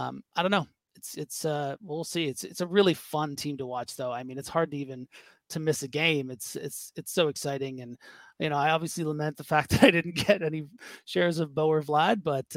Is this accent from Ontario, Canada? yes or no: yes; Toronto, Ontario, Canada; moved away as an adult; now in Montreal, Canada; Well, I'm from Toronto. Yeah. But I've lived here the last couple of years.